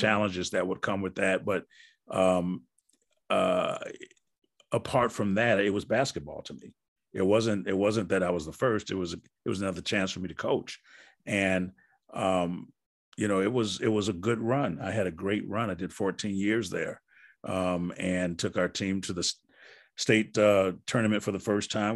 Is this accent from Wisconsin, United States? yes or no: yes; Wisconsin, United States; moved away; I'm from Wisconsin.